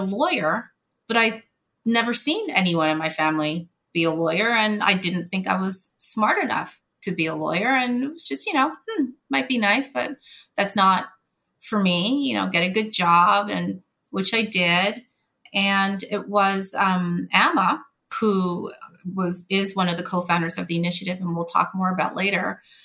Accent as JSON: {"language": "English", "town": "Montreal", "region": "Quebec", "country": "Canada", "tie": "born or raised there", "moved": "as an adult", "lives_now": "United States", "said": "I actually grew up in Montreal, Canada, working class"}